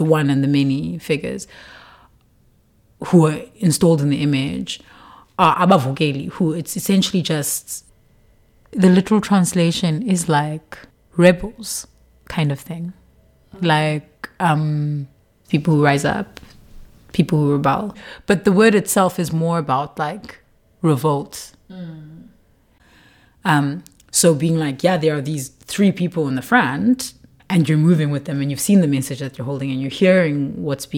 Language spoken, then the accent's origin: English; Qumbu, Eastern Cape, South Africa; I'm from Qumbu